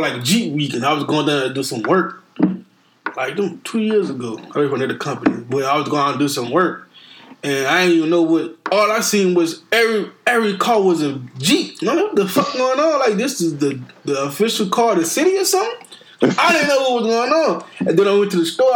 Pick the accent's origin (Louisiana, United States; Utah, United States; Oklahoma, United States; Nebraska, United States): Louisiana, United States; New Orleans; I'm from New Orleans